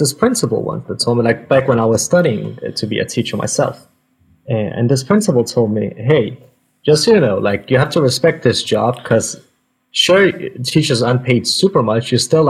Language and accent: English; Denmark; English is a second language; Oh yeah, I'm from Denmark, born and raised. I'm ethnically a Palestinian, but I'm born and raised in Denmark. So yeah, I've been here 30 years.